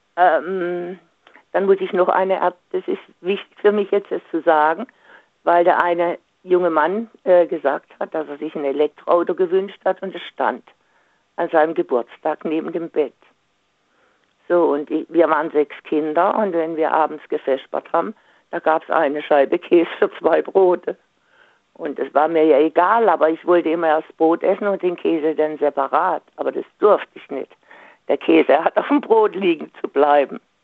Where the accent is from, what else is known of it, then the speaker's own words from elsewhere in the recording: Singen, Baden-Württemberg, Germany; moved away; ich komme ja aus Singen ursprünglich